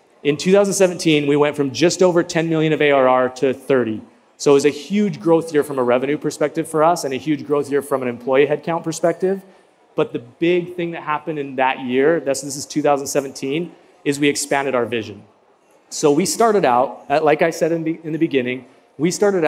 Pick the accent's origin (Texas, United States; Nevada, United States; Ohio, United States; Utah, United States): Utah, United States; we're from Utah